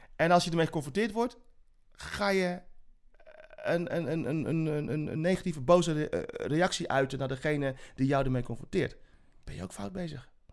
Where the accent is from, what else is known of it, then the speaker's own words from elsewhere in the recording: Zeist, Utrecht, Netherlands; also born or lived in Suriname; Ik ben opgegroeid in Zeist tussen de boerenkom met, met, met worst